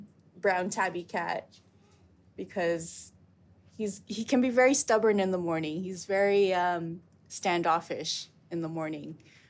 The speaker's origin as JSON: {"language": "English", "region": "California", "country": "United States", "lives_now": "Amsterdam, Netherlands", "said": "I originally came here from California."}